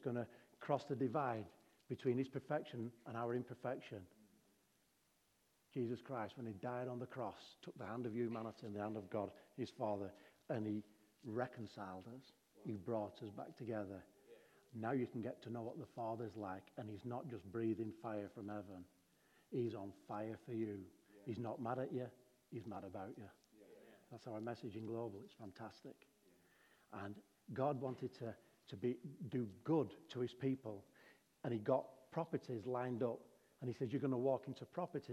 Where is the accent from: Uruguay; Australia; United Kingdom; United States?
Australia; Darwin, Northern Territory; I'm from Darwin